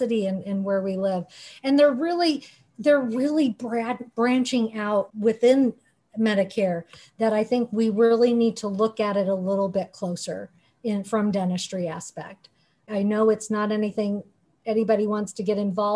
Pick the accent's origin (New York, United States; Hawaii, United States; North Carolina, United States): Hawaii, United States; I'm from Hawaii, I'm Hawaiian Japanese